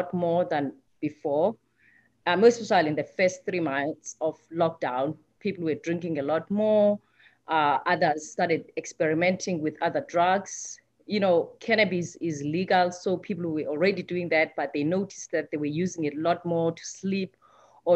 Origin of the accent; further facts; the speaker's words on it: South Africa; moved away as an adult; I'm from South Africa. Like I said, I thought when I came here 10 years ago